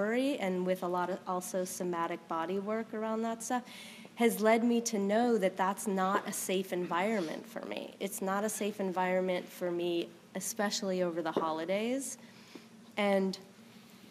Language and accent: English; West Coast, United States; moved away; I'm from the West Coast